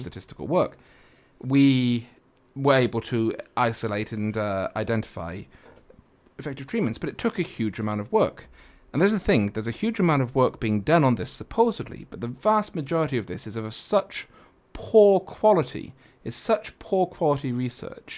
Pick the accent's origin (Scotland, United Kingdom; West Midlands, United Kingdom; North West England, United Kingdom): North West England, United Kingdom; Manchester; now in China; I drink with him whenever I go back, 'cause that's my hometown